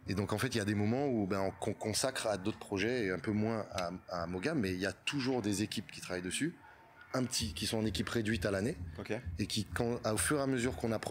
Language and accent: French; Martinique, France; tout le monde pense que je suis marocain, et en fait, je suis martiniquais.